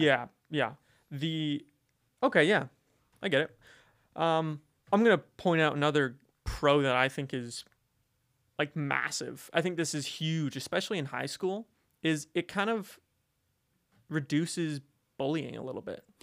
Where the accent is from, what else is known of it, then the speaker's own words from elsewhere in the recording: Calgary, Alberta, Canada; moved away as an adult; I'm from Calgary.